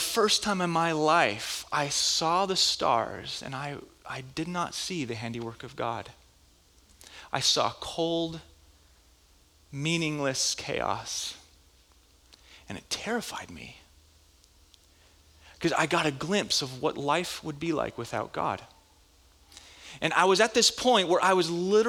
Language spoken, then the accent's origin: English; Minnesota, United States; moved away; I was in Bible school back where I grew up in Minnesota